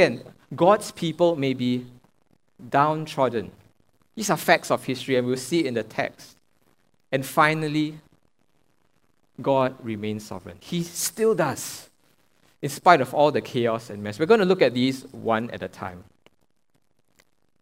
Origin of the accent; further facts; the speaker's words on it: Singapore; I'm a Singaporean